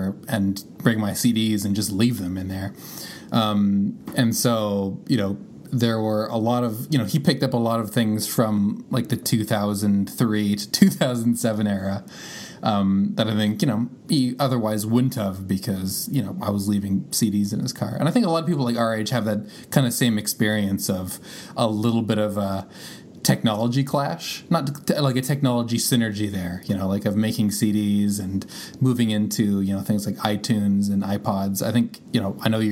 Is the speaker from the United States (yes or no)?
no; Canada; my dad is from Canada, I'm from Canada, and my family's from Canada